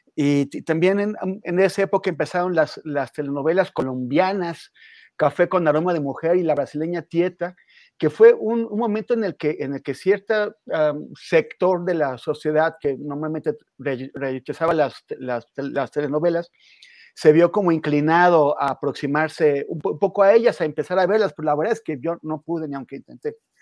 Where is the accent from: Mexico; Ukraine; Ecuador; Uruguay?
Mexico